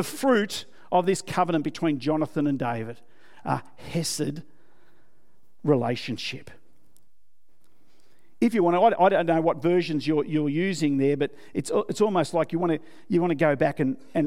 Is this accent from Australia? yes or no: yes; Australia; I'm an Aussie